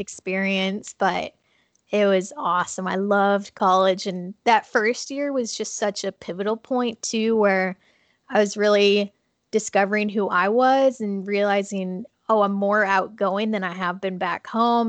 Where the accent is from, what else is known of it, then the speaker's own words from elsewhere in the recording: Minnesota, United States; moved away; I actually grew up in Minnesota and am living here again right now